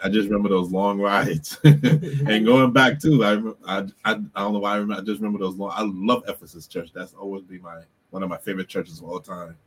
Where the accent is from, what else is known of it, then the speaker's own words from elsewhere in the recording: Bermuda; we used to have family worship growing up in Bermuda